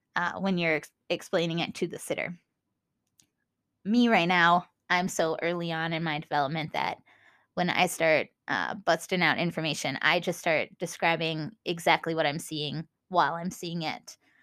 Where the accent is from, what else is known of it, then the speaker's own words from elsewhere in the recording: Minnesota, United States; accent: Minnesota; my Minnesota accent